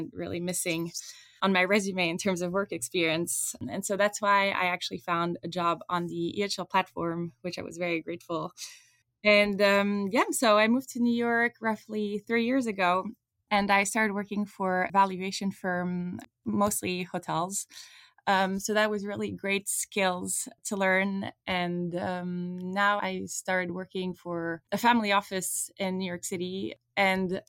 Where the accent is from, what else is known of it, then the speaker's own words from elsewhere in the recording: Switzerland; moved away as an adult; now in United States; I grew up in Switzerland. I did my entire education there